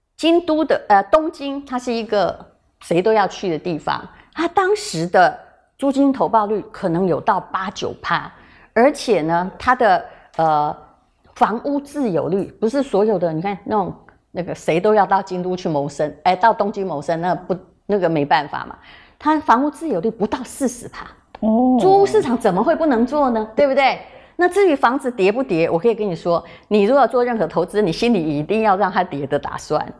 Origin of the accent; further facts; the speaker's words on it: Yilan County, Taiwan; 我现在讲的是我的故乡